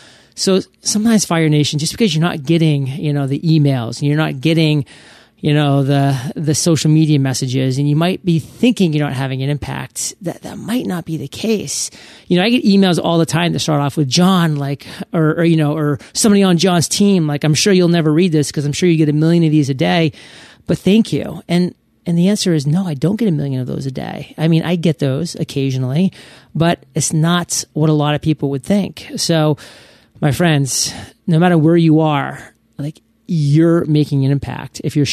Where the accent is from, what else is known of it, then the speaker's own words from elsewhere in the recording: Maine, United States; I'm from the States. I'm from Maine. And I love the States. And I love the United States of America. And I'm proud.